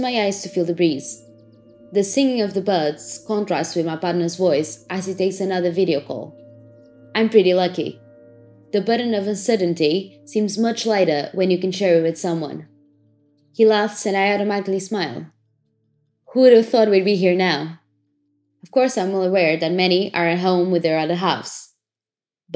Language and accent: English; Portugal; also born or lived in London; I'm back in my home country, Portugal, where I'm self-isolating.